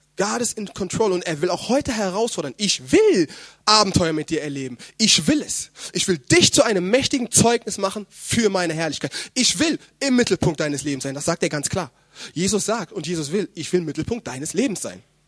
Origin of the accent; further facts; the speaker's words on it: Germany; meine leiblichen Eltern, die ja auch in äh, Deutschland wohnen, dort wo ich herkomme